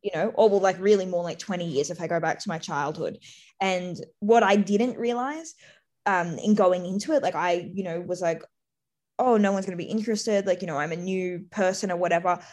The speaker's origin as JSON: {"language": "English", "country": "Australia", "also_born_or_lived": "Sydney", "said": "being Australian"}